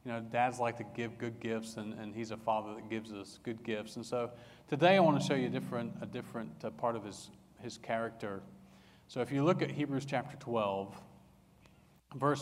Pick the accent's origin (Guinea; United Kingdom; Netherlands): United Kingdom; England; I grew up in England